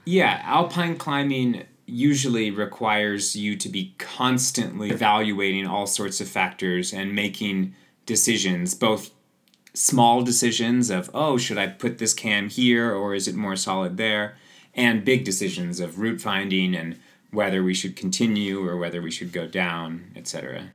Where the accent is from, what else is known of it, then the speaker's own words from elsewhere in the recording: Seattle, Washington, United States; also born or lived in Squamish, Canada; now in Chamonix, France; I grew up in Seattle